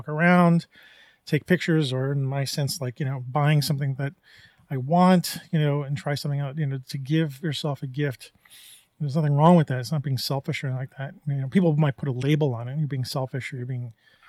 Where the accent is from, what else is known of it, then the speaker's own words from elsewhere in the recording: New York, United States; I grew up in New York